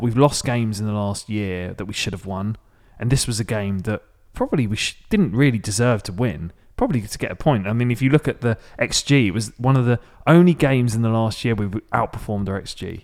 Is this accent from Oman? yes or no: no; Maidstone, South East England, United Kingdom; My hometown is Maidstone, in the U K, which is about an, about fifty minutes south of London, central London.